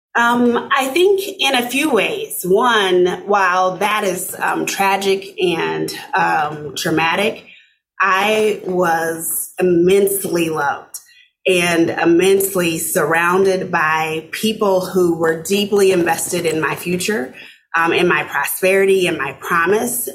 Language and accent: English; Arkansas City, Kansas, United States; moved away as an adult; also born or lived in Omaha, Nebraska; now in Minnesota, United States; I grew up in a small town uh, south of Wichita, Kansas, called Arkansas City, Kansas